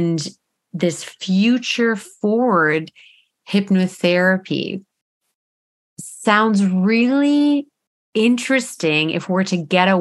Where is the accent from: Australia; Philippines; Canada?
Canada; Eastern Canada, outside of Toronto, Ontario; moved away as an adult; now in British Columbia, Canada; we're from Eastern Canada, outside of Toronto